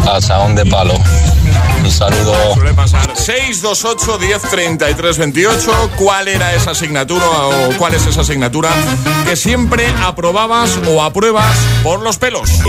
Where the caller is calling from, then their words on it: Granada, Andalusia, Spain; buenos días, agitadores. Soy … de Granada.